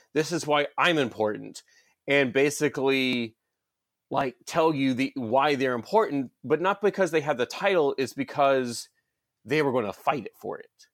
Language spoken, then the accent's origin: English; Georgia, United States; I'm from Georgia